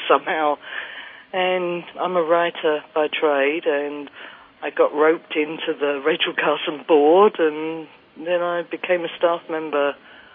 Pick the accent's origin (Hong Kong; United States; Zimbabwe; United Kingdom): United Kingdom; Kent, South East England; I grew up in the Kent countryside in England